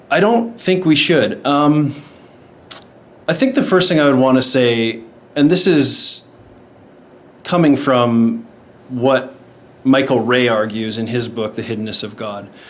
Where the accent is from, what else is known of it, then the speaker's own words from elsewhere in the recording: Shaunavon, Saskatchewan, Canada; moved away as an adult; now in Texas, United States; I'm originally from Saskatchewan, Canada. It's a little small town called Shaunavon.